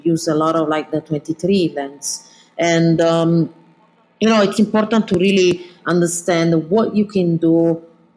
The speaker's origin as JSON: {"language": "English", "region": "Southern Italy", "country": "Italy", "also_born_or_lived": "London / New York", "second_language": "English", "moved": "as an adult", "said": "being from the south of Italy"}